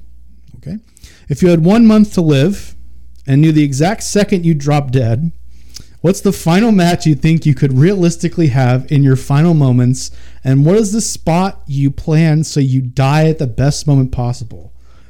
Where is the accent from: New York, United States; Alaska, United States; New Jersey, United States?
New York, United States; Long Island; moved away; I grew up in Long Island.